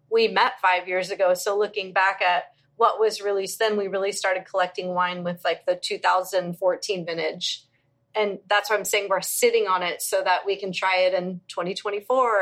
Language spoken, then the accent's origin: English; Virginia, United States; now in Tampa, United States; I grew up in Virginia